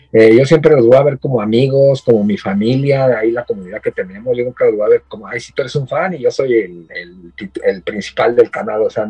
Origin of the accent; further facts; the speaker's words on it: Ecatepec, State of Mexico, Mexico; moved away as an adult; now in Japan; vengo del Estado de México, vengo de Catepec, o sea, imagínate. De Catepunk, vengo del barrio Bravo